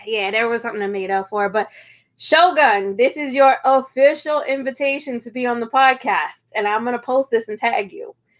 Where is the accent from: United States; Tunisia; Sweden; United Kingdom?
United States; Kilmarnock, Virginia; also born or lived in Irvington, Virginia / White Stone, Virginia; I'm from Virginia